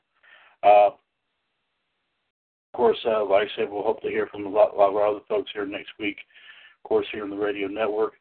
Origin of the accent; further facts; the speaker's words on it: Trinity, North Carolina, United States; here in Trinity, right here in my hometown